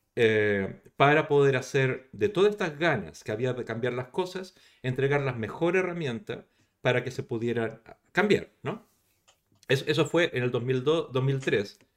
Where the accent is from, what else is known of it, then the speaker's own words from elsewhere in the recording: Chile; moved away as an adult; now in Barcelona, Spain; yo, yo soy chileno, o sea, no, no soy español, además soy español, pero, pero llegué aquí hace el año 99